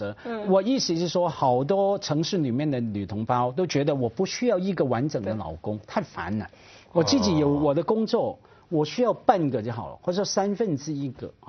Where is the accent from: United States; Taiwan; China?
China; 比现在我们中国人一代不如一代了。